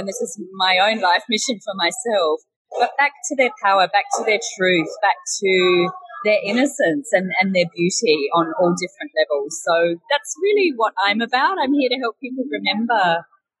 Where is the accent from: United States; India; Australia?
Australia; moved away as an adult; now in Bali, Indonesia; So I am an Australian and I'm now living in Bali